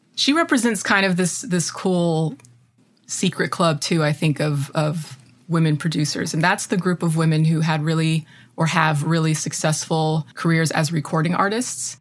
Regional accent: United States; As an American

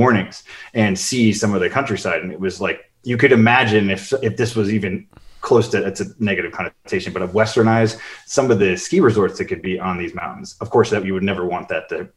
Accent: Chicago, Illinois, United States; moved away; also born or lived in Cleveland; I grew up in Chicago

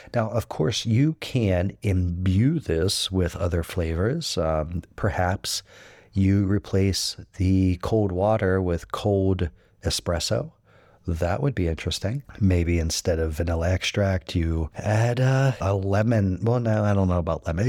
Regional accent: United States

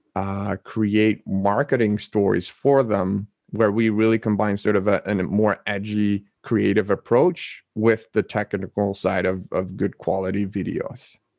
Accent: Netherlands; I was born and raised in the Netherlands

